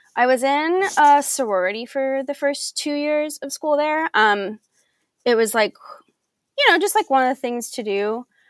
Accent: Belleville, Illinois, United States; moved away; in Belleville, Illinois. So I grew up. This is my hometown

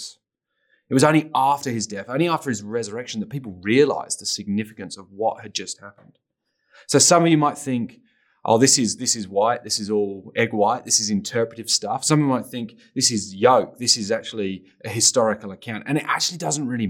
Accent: England, United Kingdom; I grew up in England, very post-Christian culture

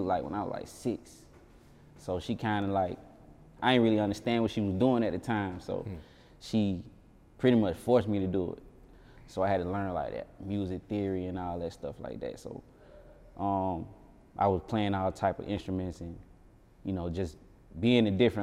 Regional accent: Atlanta, Georgia, United States; I'm from Bankhead, the West Side

